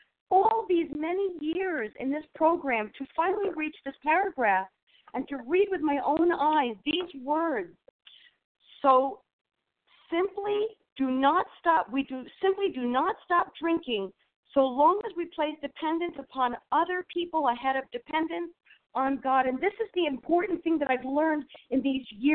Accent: New York, United States; I'm from New York, and I'm in New York

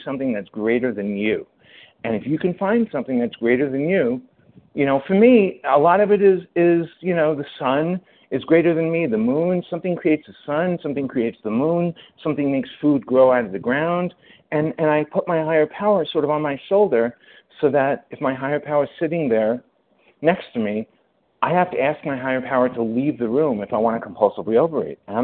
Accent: New York, United States; I'm a New Yorker

